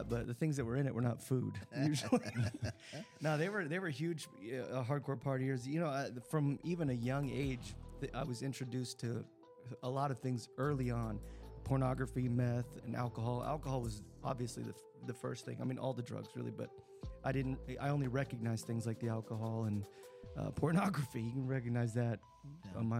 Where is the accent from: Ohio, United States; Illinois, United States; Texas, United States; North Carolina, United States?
Texas, United States; born there; I, I grew up in a lot of different areas because we moved around a lot for the most part. But I was born in Texas